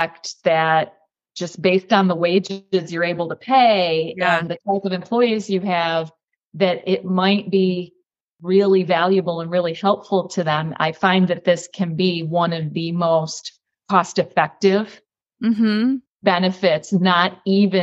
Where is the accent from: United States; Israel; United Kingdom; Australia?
United States; New York; now in Florida, United States; I hail from New York State. Now I'm located physically in Florida